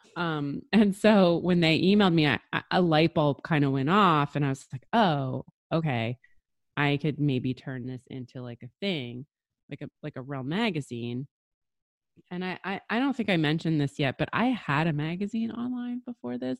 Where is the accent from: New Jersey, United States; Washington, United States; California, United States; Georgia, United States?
New Jersey, United States; I grew up in New Jersey